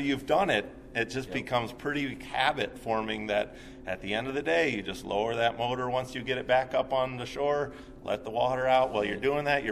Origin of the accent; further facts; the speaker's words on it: Chicago, Illinois, United States; moved away; I grew up in the Chicagoland area